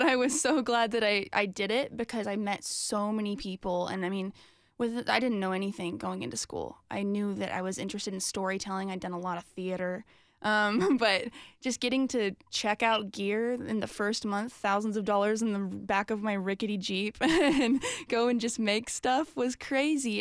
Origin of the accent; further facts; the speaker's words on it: Franklin, Tennessee, United States; I grew up in Franklin, so I'm from Nashville